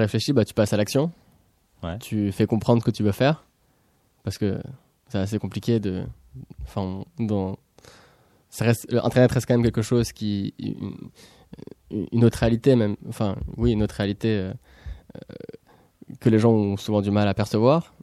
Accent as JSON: {"language": "French", "town": "Pessac", "region": "Nouvelle-Aquitaine", "country": "France", "tie": "born or raised there", "said": "je suis né à Pessac"}